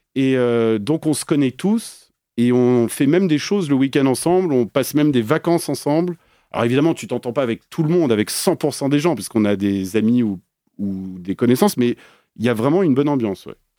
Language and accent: French; Paris, Île-de-France, France; moved away as an adult; also born or lived in Belgium; now in Geneva, Switzerland; je suis parisien